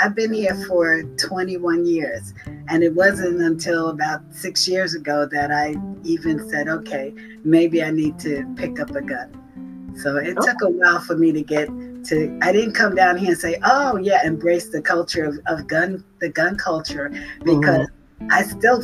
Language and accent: English; New York City, New York, United States; now in North Carolina, United States; I'm originally from Brooklyn, New York